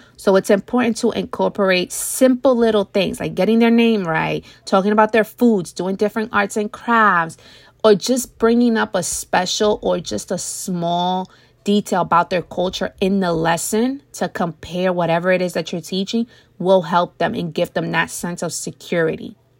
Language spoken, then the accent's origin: English; United States; I grew up in America